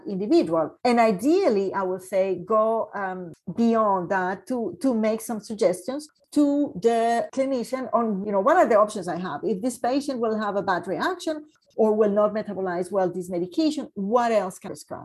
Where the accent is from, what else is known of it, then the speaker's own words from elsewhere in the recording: Colombia; now in Canada; I am from Colombia